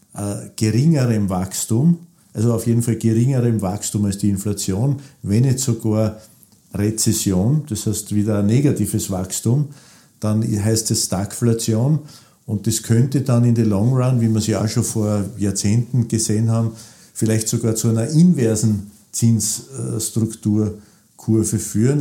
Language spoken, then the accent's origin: German; Burgenland, Austria; ich bin auch Burgenländer